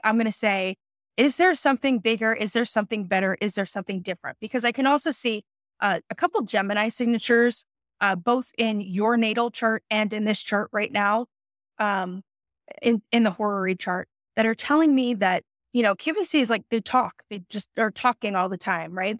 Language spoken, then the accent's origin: English; New York City, New York, United States; Brooklyn, New York represent in the house, I'm from New York City